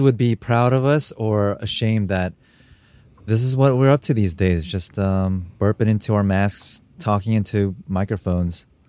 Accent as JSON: {"language": "English", "country": "United States", "tie": "born or raised there", "also_born_or_lived": "Korea / Japan", "said": "as a Korean American, I, I grew up mainly in America"}